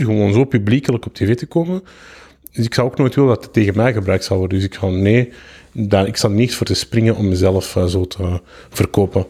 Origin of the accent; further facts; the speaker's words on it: Antwerp, Flanders, Belgium; also born or lived in Kempen; ik ben van Antwerpen.